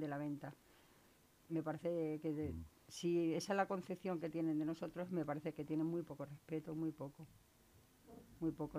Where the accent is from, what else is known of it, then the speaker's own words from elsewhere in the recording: Valle del Jerte, Extremadura, Spain; accent: Extremaduran; moved away as an adult; now in Leganés, Spain; Yo soy extremeña, como delata mi acento.